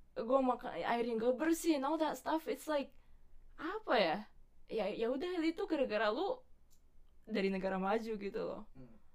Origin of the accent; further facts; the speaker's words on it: Bali, Indonesia; moved away; masa kecil gue so free in Bali